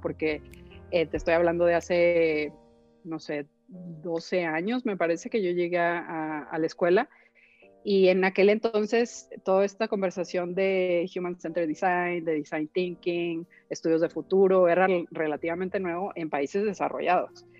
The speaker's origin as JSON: {"language": "Spanish", "region": "northern Mexico", "country": "Mexico", "also_born_or_lived": "Chicago / Monterrey", "said": "soy una mujer norteña, muy norteña, con todo lo bueno y lo malo que eso implica"}